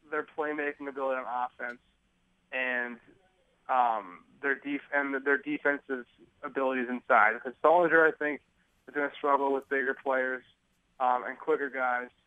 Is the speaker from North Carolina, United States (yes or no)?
no; Philadelphia, Pennsylvania, United States; I grew up in Philadelphia